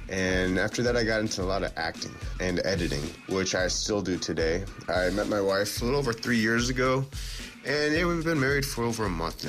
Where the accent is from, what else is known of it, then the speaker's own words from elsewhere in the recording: United States; moved away as an adult; now in Korea; I come from the United States, and I came to Korea about 6 years ago.